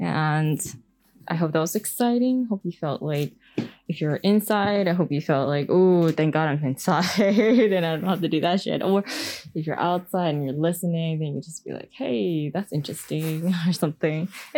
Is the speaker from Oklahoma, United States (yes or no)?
no; California, United States; also born or lived in New York; When I grew up, I always wonder what snow looked like because I grew up in California, right?